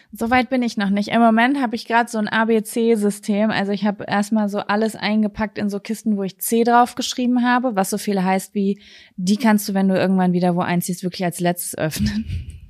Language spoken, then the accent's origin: German; Germany; als Deutsche